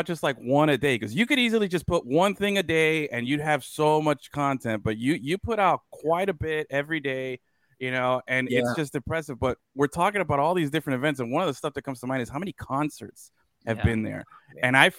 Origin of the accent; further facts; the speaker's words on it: Miami, Florida, United States; I grew up in Alapata originally.